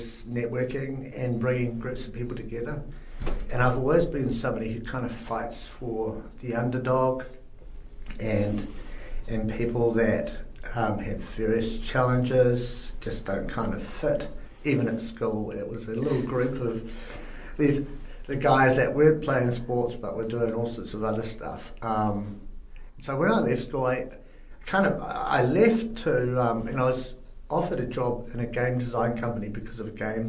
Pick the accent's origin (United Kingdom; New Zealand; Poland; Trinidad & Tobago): New Zealand; Upper Hutt, Wellington; born or raised there; also born or lived in Kaiapoi, Canterbury, New Zealand